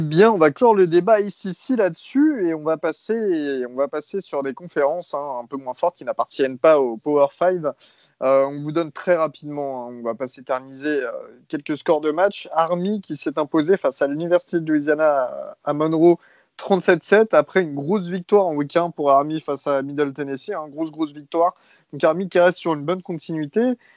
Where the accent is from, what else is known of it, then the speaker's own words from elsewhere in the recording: France; nous, en tant que Français